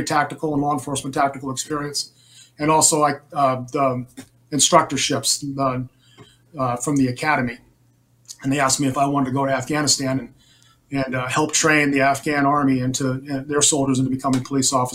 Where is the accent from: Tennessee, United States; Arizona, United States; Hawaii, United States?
Arizona, United States; my home state in Arizona